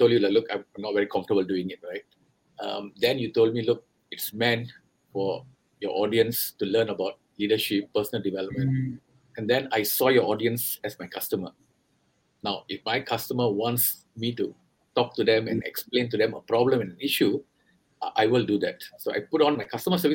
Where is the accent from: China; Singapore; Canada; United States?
Singapore; accent: Singaporean; moved away as an adult; now in India; I'm from Singapore. I was born in Singapore. And I've been working overseas for the last 25 years. So if you think, or rather you find my accent a bit different from what you're used to in India, that's because it's a very Singaporean accent. I was born there. I grew up there